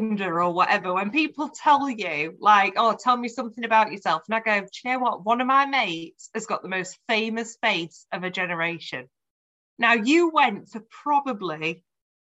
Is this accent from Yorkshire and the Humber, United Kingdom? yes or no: yes; Sheffield, Yorkshire and the Humber, United Kingdom; I'm from Sheffield, of course, my cousin's an …